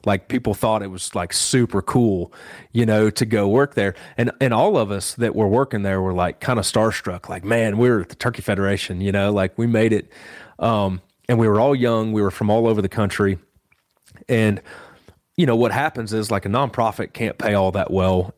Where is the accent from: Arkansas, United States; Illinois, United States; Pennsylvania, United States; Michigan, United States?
Illinois, United States; Western; moved away as an adult; also born or lived in South Carolina; now in Boone, North Carolina, United States; I actually grew up in Western Illinois and, um, grew up on a farm there